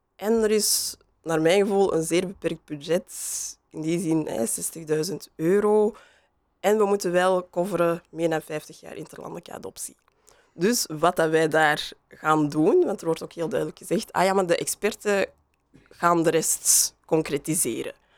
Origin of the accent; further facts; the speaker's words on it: Antwerp, Flanders, Belgium; accent: Antwerps; ik kan mijn Antwerps accent niet meer verstoppen